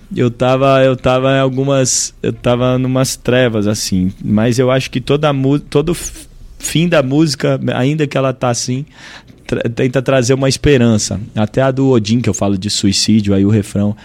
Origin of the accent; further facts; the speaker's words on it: Brasília, Federal District, Brazil; also born or lived in United States; … de Brasília